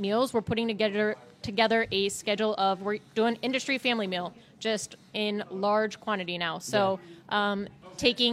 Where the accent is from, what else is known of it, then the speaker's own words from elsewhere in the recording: Western Pennsylvania, United States; I grew up in Western PA